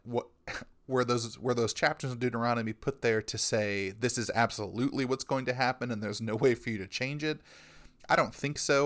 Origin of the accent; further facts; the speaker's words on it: United States; us as Americans